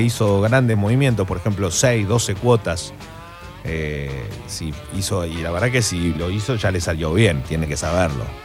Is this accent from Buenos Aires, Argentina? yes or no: no; Corrientes, Argentina; como buen correntino